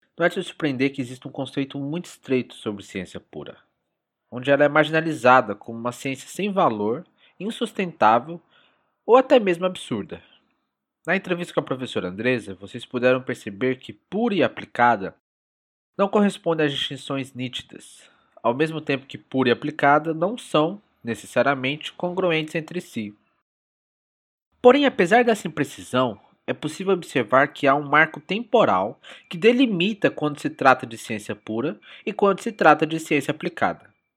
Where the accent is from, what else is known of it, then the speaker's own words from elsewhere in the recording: Brazil; como brasileiro